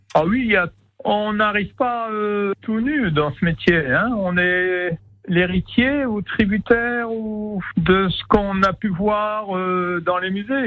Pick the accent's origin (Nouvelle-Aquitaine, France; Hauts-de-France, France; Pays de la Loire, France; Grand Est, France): Grand Est, France; Rambervillers; also born or lived in Lunéville / Strasbourg; Je suis né dans les Vosges, à une petite ville qui s'appelle Rambervillers